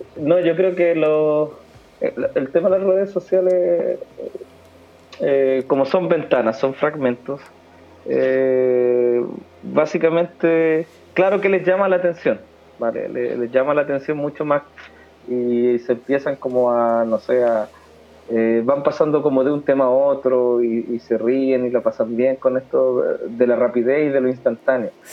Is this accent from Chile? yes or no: yes; Chile; soy chileno